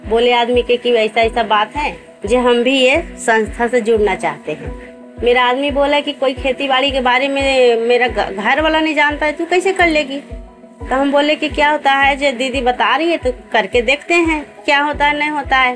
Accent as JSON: {"language": "Hindi", "town": "Amma", "region": "Bihar", "country": "India", "said": "मैं अम्मा गांव की रहने वाली हूँ कोयरी टोला पश्चिमी पंचायत"}